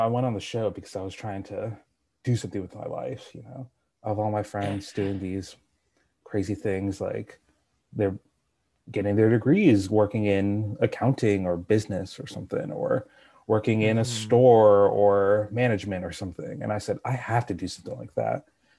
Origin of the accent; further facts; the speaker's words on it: Malibu, California, United States; I'm 20 years old. I'm from Malibu, California, and I love being an ass kicker.